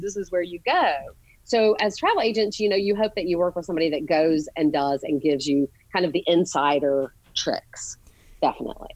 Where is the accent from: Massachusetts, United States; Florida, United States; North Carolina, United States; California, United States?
North Carolina, United States; Charlotte; We grew up here in Charlotte. We went to Myers Park together